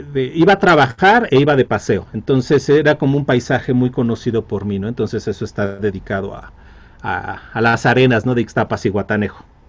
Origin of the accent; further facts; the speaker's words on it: Mexico; como mexicano